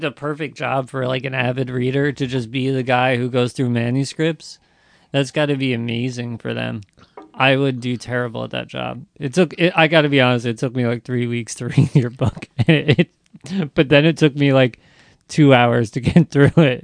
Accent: South Amboy, New Jersey, United States; also born or lived in Sayreville; I'm from South Amboy

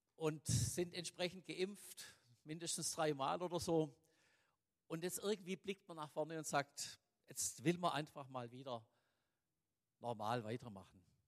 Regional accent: Swabia, Germany; uns selber als Schwaben

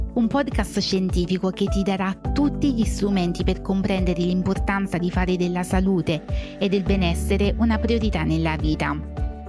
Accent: Basilicata, Italy; moved away as an adult; now in United Kingdom; Sono lucano, originariamente della Basilicata, ma, ehm, inglese d'adozione

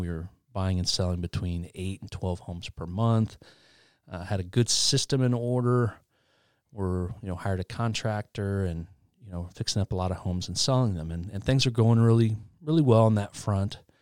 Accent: Albany, Indiana, United States; also born or lived in Muncie, Indiana; Grew up in Albany, which is a small town outside of Muncie.

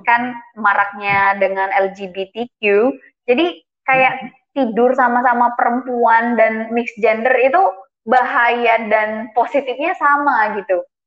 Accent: Indonesia; moved away; dari Indonesia

